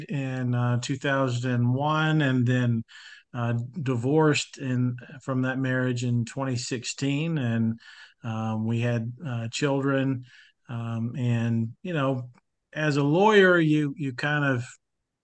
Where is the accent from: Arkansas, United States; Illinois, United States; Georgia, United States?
Arkansas, United States; born and raised in Arkansas, went to a high school in East Arkansas in the Delta